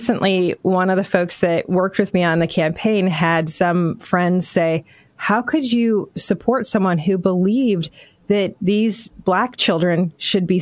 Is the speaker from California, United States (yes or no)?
no; Michigan, United States; I am obviously from Michigan